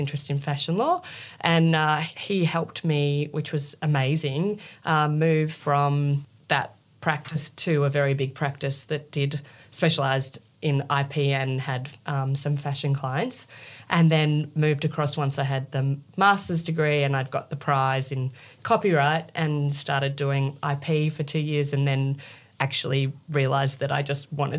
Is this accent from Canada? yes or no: no; Australia; I'm from Australia.